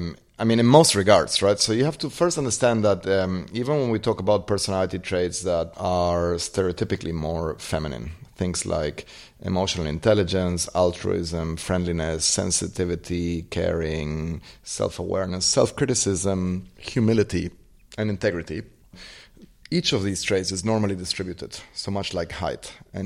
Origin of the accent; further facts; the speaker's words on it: Argentina; Growing up in Argentina, you could see at any point in time the problems that incompetent leadership causes.